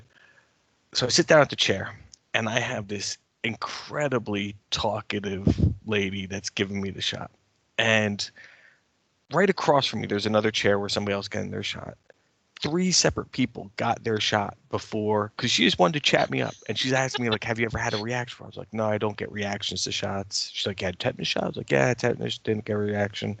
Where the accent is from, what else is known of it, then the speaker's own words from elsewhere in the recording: United States; as an American